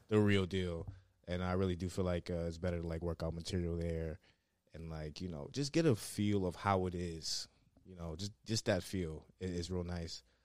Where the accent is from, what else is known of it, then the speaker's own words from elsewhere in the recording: New York City, New York, United States; moved away as an adult; now in Brooklyn, United States; I'm from the Bronx